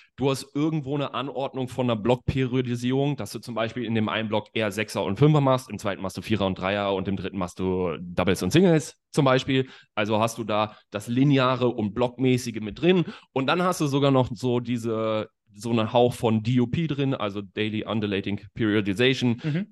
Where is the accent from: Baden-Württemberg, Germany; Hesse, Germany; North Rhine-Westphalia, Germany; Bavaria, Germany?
North Rhine-Westphalia, Germany; Bad Oeynhausen; now in Leipzig, Germany; ich bin aus Bad Oeynhausen.